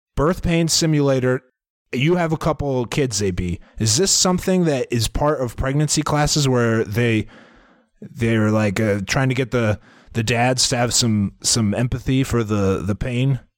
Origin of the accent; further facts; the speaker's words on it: Iowa, United States; we're from Iowa